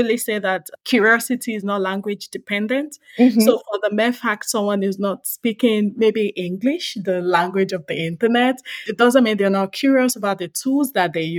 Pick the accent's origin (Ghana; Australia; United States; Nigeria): Nigeria; I'm Nigerian, and I speak an interesting language called Yoruba